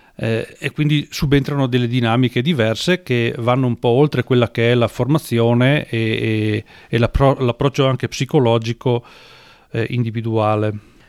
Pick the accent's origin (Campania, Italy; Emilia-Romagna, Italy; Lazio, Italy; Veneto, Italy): Veneto, Italy; Falcade; sono nato a Falcade in provincia di Belluno